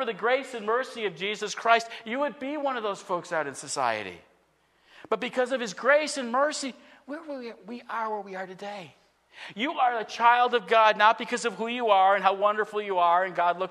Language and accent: English; United States; a citizen of the United States of America